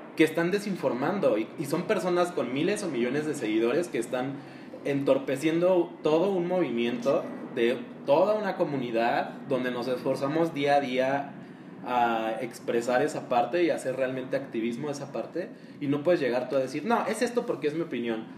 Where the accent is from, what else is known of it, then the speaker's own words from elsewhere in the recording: Mexico; todos de aquí somos mexicanos